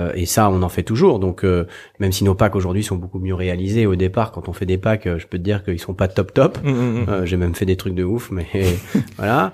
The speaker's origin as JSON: {"language": "French", "area": "Haute-Savoie", "region": "Auvergne-Rhône-Alpes", "country": "France", "tie": "born or raised there", "also_born_or_lived": "south of France", "said": "je suis né dans le sud de la France et j'ai vécu toute mon enfance en Haute-Savoie"}